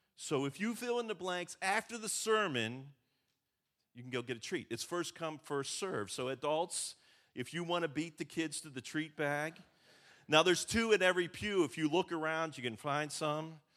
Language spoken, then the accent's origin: English; Western Pennsylvania, United States; I grew up in Western Pennsylvania, where I grew up, bushes were privacy